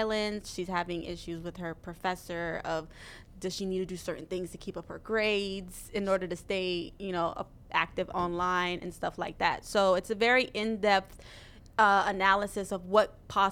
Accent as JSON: {"language": "English", "town": "Miami", "region": "Florida", "country": "United States", "moved": "as an adult", "lives_now": "Los Angeles, United States", "said": "I'm from Miami."}